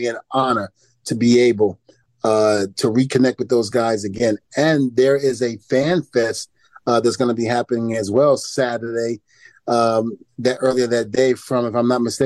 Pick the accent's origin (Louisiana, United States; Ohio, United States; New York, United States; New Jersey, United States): New York, United States; New York City; also born or lived in New Rochelle, New York; Even though I'm from Brooklyn, New York, I spent a little time in New Rochelle, New York